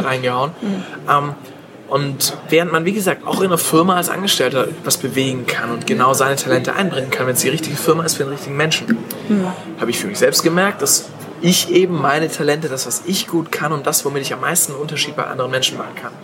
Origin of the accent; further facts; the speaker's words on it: Stuttgart, Baden-Württemberg, Germany; ich komme aus Stuttgart